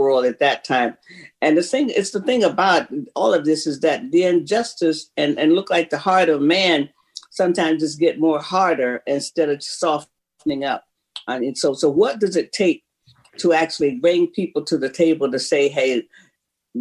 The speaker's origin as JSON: {"language": "English", "town": "Jacksonville", "region": "Florida", "country": "United States", "tie": "born or raised there", "said": "I was born in Brewster Hospital, the colored side."}